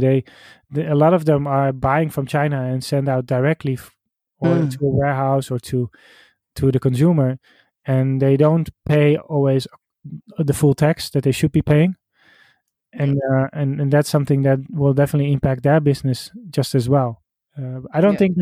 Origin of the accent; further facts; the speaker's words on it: Netherlands; I'm from the Netherlands